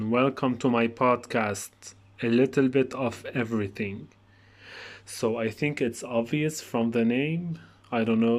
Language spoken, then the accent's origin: English; Lebanon; I am … from Lebanon. I am 23 years old